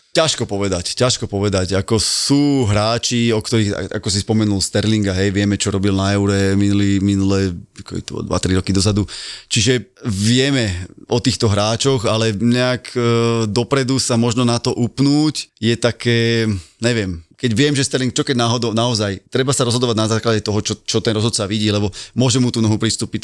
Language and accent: Slovak; Bratislava, Bratislava Region, Slovakia; Ja som z Petržalky